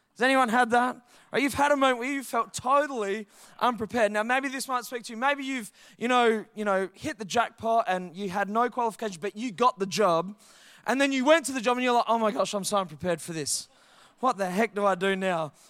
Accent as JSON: {"language": "English", "town": "Perth", "region": "Western Australia", "country": "Australia", "tie": "born or raised there", "said": "I grew up in Heathridge. six oh two seven, baby, that's my hood."}